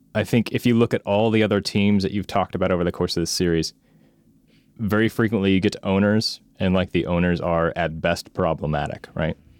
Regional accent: Monmouth, Oregon, United States; I grew up in Monmouth, Oregon, which at the time I was there was a town of about six thousand people

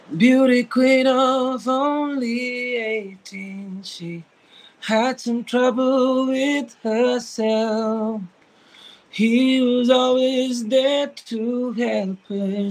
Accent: Lucknow, Uttar Pradesh, India; born or raised there

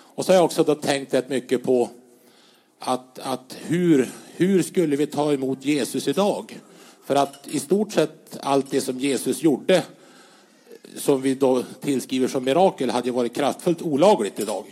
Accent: Vännäs, Västerbotten County, Sweden; har ju ett förflutet i kyrkans ungdom hemma i Vännäs

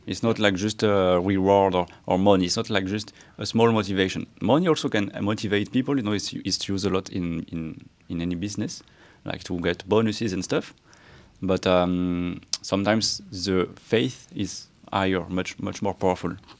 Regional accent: France; I was raised in France, mostly

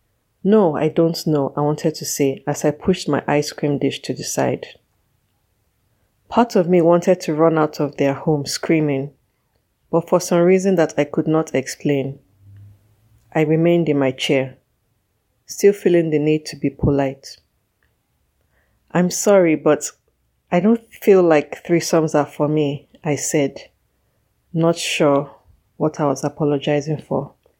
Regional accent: Nigeria; I'm a Nigerian writer and author.

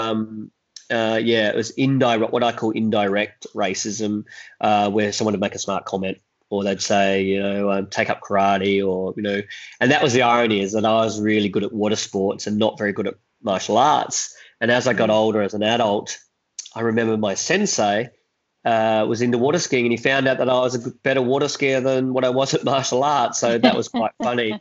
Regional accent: Adelaide, South Australia, Australia; also born or lived in Vietnam; I was raised in Adelaide

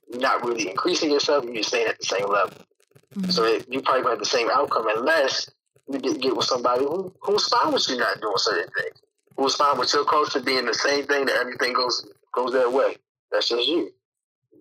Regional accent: Baltimore, Maryland, United States; I was from Baltimore

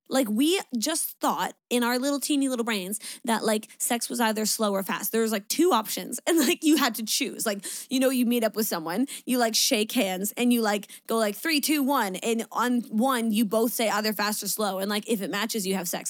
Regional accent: Niagara Falls, Ontario, Canada; I'm from Niagara

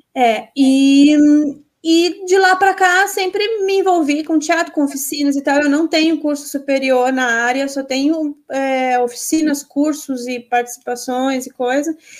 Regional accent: Santa Catarina, Brazil; moved away as an adult; also born or lived in Florianópolis; now in Guaíba, Brazil; eu não sou daqui, eu sou de Santa Catarina. Aí eu fui para Florianópolis para estudar

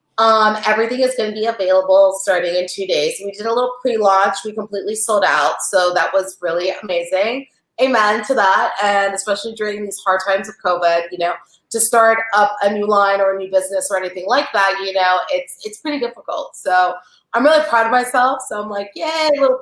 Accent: Paris, Île-de-France, France; I'm French, I'm from Paris

